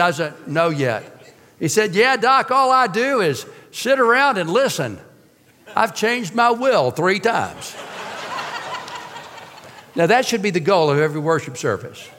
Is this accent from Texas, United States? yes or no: yes; Georgetown, Texas, United States; I grew up in Georgetown, Texas